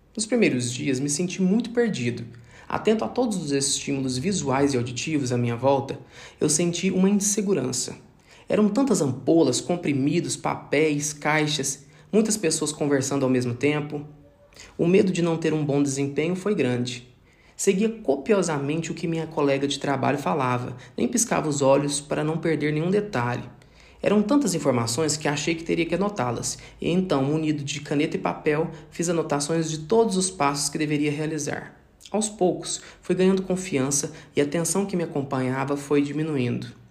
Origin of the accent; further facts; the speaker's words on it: Araguari, Minas Gerais, Brazil; Eu nasci em Araguari, uma pequena cidade do interior de Minas Gerais, situada no Triângulo Mineiro